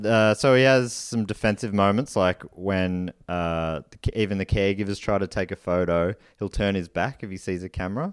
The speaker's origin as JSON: {"language": "English", "country": "Australia", "said": "as an Australian"}